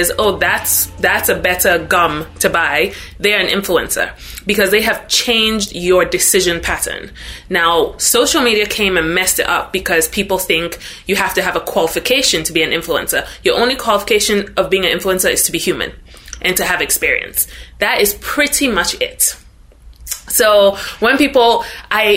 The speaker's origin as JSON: {"language": "English", "country": "Ghana", "tie": "born or raised there", "moved": "as an adult", "lives_now": "United States", "said": "I'm originally from Ghana. So born and raised in Ghana, moved to the US when I was 18, so about 13 years ago"}